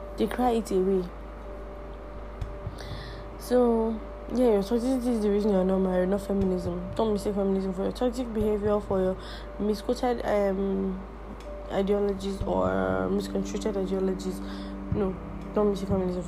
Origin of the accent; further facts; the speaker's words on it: Nigeria; English is a second language; I, as a Nigerian